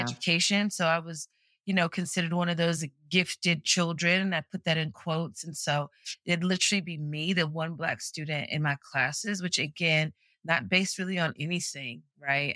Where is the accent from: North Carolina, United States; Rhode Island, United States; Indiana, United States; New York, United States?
North Carolina, United States; Greensboro; moved away as an adult; born and raised in Greensboro, North Carolina